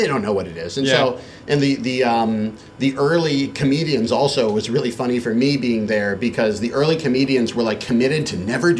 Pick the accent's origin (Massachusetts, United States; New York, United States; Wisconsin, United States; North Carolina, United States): Massachusetts, United States; Boston; moved away as an adult; also born or lived in Beijing, China; And I grew up in the Boston area, in the suburbs of Boston. I took Chinese actually in high school and in college.